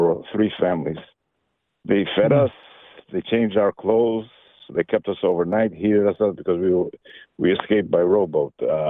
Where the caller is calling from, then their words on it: San Diego, California, United States; also born or lived in Albania; I'm from San Diego. I'm Albanian by birth. So when we escaped from Albania, the land of where Mother Teresa's from, it was communist. We escaped to Yugoslavia.